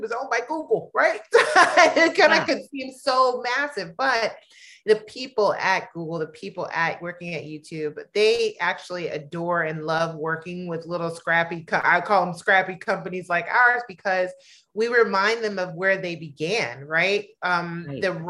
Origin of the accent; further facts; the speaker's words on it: Los Angeles, California, United States; moved away as an adult; also born or lived in Mississippi; I am between Los Angeles, which is my original hometown, and Mississippi, where my husband's from.